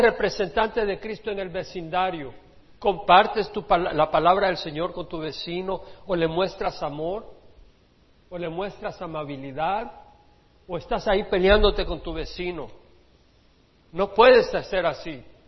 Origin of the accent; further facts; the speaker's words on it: El Salvador; como decimos en El Salvador